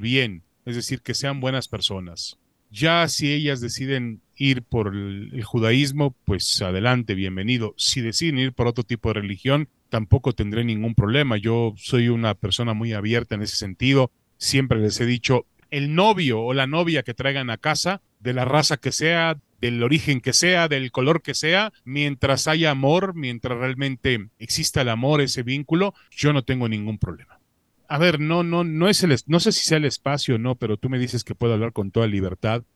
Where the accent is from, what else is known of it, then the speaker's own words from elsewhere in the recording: Mexico; also born or lived in Israel; me desarrollé en México